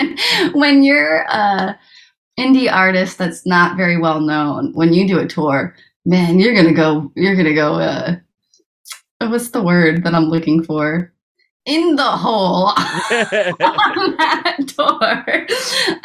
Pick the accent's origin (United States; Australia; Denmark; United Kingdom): United States; Rhode Island; I'm from Rhode Island